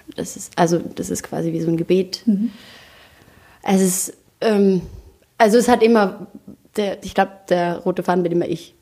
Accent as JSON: {"language": "German", "country": "Austria", "also_born_or_lived": "New York", "said": "Ich bin ja aus Österreich."}